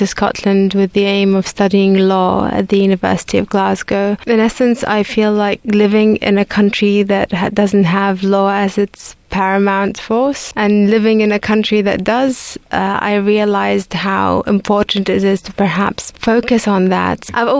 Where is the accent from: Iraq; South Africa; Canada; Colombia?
Iraq; Baghdad, Baghdad Governorate; English is a second language; moved away as an adult; I was born in Baghdad and I lived the majority of my life there up until I was 18. So I established the orchestra while I was still in Baghdad.